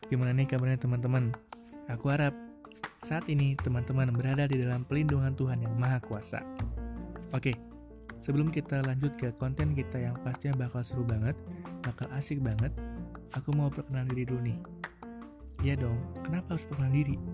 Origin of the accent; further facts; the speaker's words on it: Riau, Indonesia; moved away as an adult; also born or lived in West Java; Aku asli Jawa Barat. Darahku, darah Jawa Barat. Orang tuaku juga asli orang Jawa Barat dan aku lahir di Jawa Barat. Singkat cerita, karena ada masalah ekonomi, akhirnya aku pindah ke Riau waktu aku umur setahun.